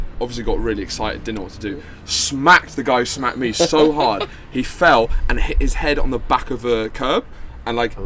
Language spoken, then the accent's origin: English; United Kingdom; also born or lived in London / Brighton; I'm from London or Brighton.